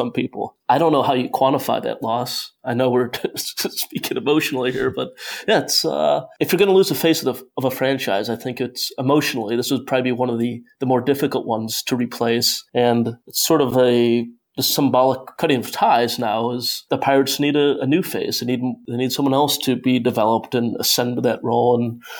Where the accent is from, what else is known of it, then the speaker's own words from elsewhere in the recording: Cleveland, Ohio, United States; I'm from Cleveland, Ohio